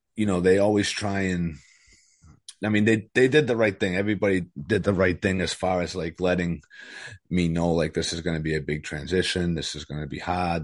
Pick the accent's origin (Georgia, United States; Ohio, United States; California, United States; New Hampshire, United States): New Hampshire, United States; also born or lived in Methuen, Massachusetts; I was born in Methuen, Massachusetts. Uh, we lived there till I was about eight. And then we moved to New Hampshire